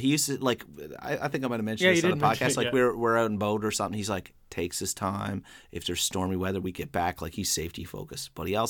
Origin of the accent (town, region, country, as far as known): Newfoundland and Labrador, Canada; accent: Newfoundland